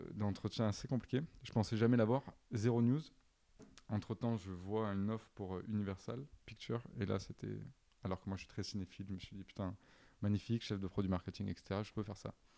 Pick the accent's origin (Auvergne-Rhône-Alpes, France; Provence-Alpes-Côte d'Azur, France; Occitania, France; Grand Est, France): Provence-Alpes-Côte d'Azur, France; Avignon; moved away as an adult; also born or lived in Nice; now in Paris, France; je viens d'Avignon.